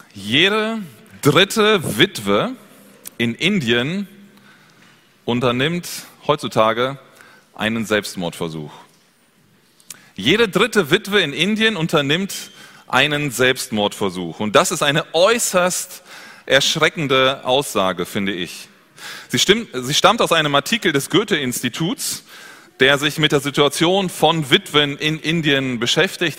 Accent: Germany; Bei uns in Deutschland

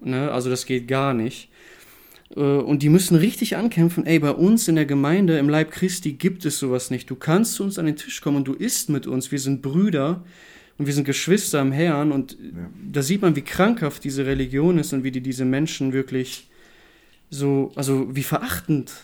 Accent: Germany; bei uns in Deutschland

